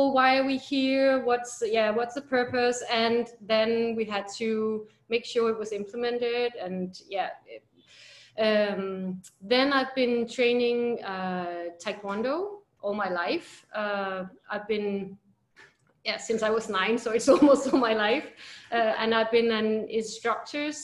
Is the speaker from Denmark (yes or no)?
yes; Denmark; moved away as an adult; now in Philippines; I'm from Denmark. I moved here to the Philippines almost 4 years ago.